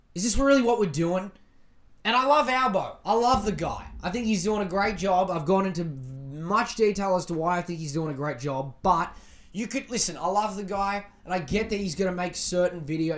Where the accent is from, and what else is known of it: Australia